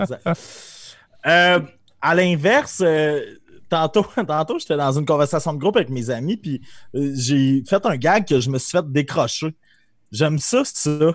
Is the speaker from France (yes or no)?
no; Amos, Quebec, Canada; on vient d'Amos